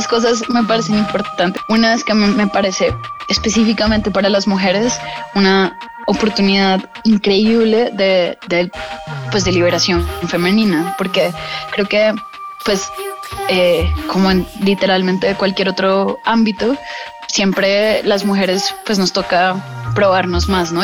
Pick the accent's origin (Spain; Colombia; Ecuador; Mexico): Colombia; moved away as an adult; also born or lived in Boston, United States; now in New York, United States; cuando estaba creciendo en Colombia. Yo me fui a vivir a Estados Unidos a, los 19, 18